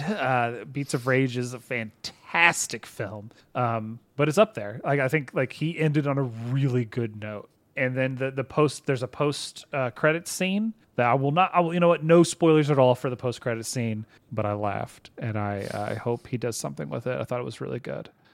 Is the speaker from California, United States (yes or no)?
no; Texas, United States; We're just from Texas